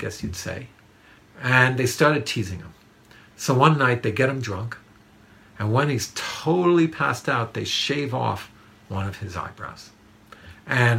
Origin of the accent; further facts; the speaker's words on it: New York City, New York, United States; Growing up in Manhattan